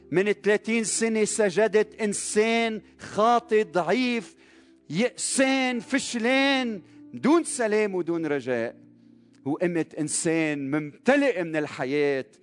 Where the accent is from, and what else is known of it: Lebanon